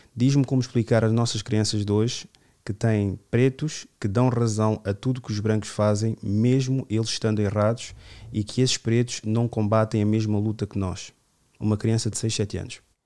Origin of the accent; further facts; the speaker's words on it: Amadora, Lisbon, Portugal; ali no, no meu bairro, onde eu cresci na minha adolescência